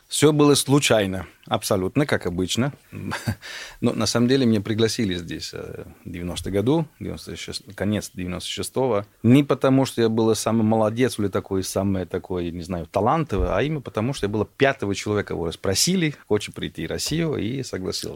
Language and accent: Russian; Italy; Russian is a second language; moved away as an adult; also born or lived in Germany / London, United Kingdom; now in Moscow, Russia; Я родился в Германии, город Танаузен и дальше потом Италия